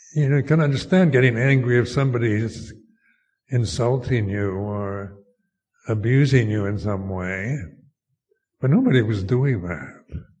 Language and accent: English; United States; moved away as an adult; also born or lived in Thailand; as an American